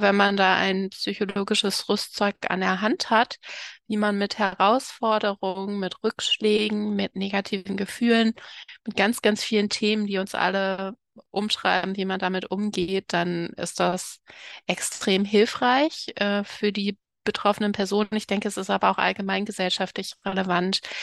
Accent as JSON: {"language": "German", "town": "Cologne", "region": "North Rhine-Westphalia", "country": "Germany", "tie": "born or raised there", "also_born_or_lived": "Dresden / Potsdam", "moved": "as an adult", "said": "ich bin übrigens in Köln geboren, das sollte ich noch ergänzen, und auch aufgewachsen"}